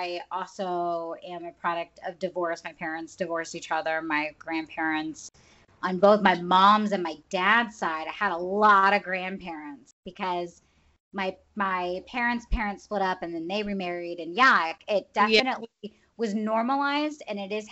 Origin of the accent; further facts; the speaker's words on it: the South, United States; moved away as an adult; also born or lived in Florida; now in California, United States; we grew up in the South. So we're just Southern people